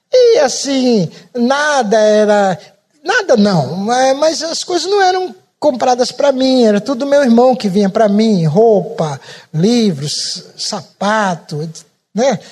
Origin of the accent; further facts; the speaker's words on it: Pernambuco, Brazil; moved away; also born or lived in São Paulo; eu não sou baiano, eu sou pernambucano.